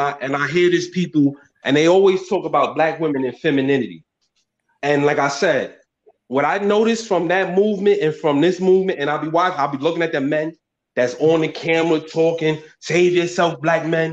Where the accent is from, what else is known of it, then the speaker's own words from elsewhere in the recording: New York City, New York, United States; I'm from Brooklyn, New York